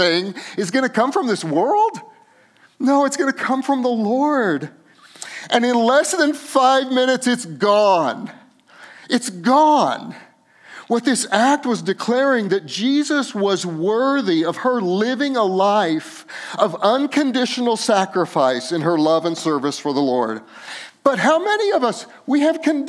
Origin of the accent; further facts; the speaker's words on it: Los Alamos, New Mexico, United States; we grew up in Los Alamos, New Mexico, and we loved green chili.